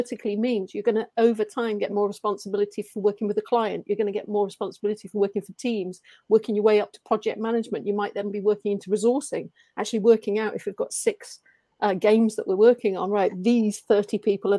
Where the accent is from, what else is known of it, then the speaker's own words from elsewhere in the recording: Brazil; first language Portuguese; English is a second language; moved away as an adult; now in England; So when I say native, yes, I am from Brazil. I speak Portuguese, Brazilian, but I've been over in England for 8 years.